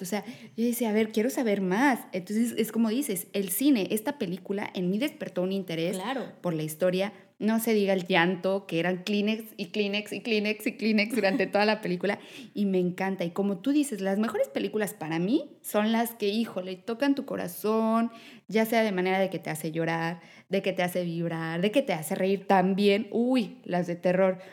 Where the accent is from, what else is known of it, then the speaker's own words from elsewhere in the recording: Mexico; yo, mexicana